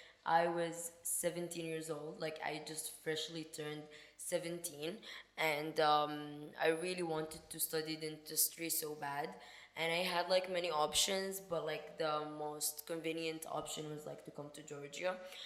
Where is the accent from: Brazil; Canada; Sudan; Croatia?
Sudan; I am not originally from there. I am from Sudan, Africa. And to be honest, I would say we're more open-minded, and like it's a Muslim country, of course, but the people are more open-minded.